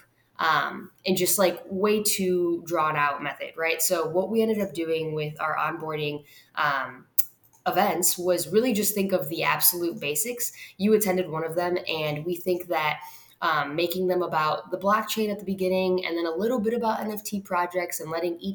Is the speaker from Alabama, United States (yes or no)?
no; Chicago, Illinois, United States; the rest of us Chicagoans